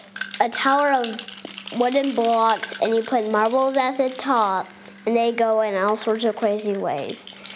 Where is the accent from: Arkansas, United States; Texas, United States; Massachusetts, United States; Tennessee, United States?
Texas, United States; Tyler; I'm 7 years old, and I'm from Tyler, Texas.